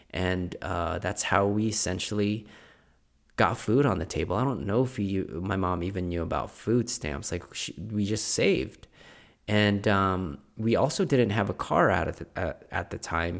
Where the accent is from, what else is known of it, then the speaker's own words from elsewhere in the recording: Philippines; moved away; I was born in Philippines.